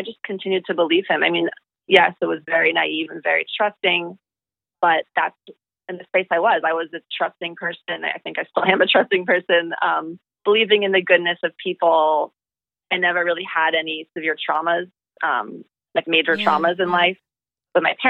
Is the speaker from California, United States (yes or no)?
no; New York City, New York, United States; moved away as an adult; also born or lived in Singapore / Thailand / India / Hawaii; I'm from the heart of New York City. I grew up in city life.